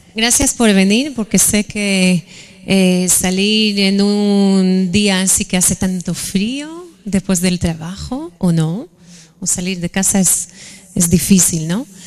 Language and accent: Spanish; Israel; moved away as an adult; nací en Israel, eh, mi familia está ahí.